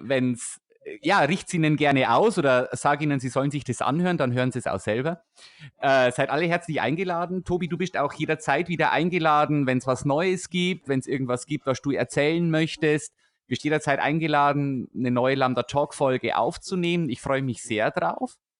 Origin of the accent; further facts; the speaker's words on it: Weiden, Bavaria, Germany; now in Augsburg area, Germany; wir kommen beide aus der Oberpfalz. Also ich komme aus der Weidner Ecke